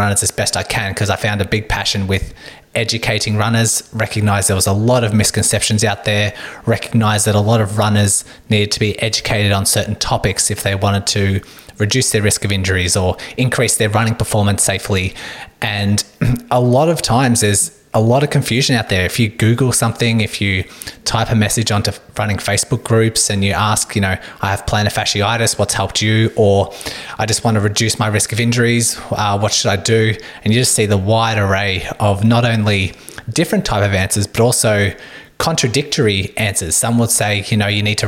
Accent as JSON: {"language": "English", "town": "Melbourne", "region": "Victoria", "country": "Australia", "said": "I am a physiotherapist from Melbourne, Australia."}